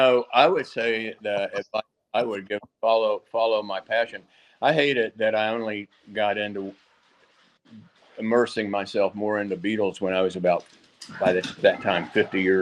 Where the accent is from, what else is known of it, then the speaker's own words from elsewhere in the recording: Columbia, Tennessee, United States; now in Nashville, United States; I grew up in Columbia, Tennessee